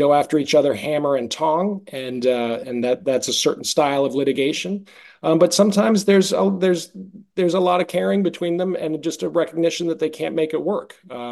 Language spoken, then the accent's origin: English; Boston, Massachusetts, United States; moved away as an adult; also born or lived in New York; originally from Boston, but I moved to New York after college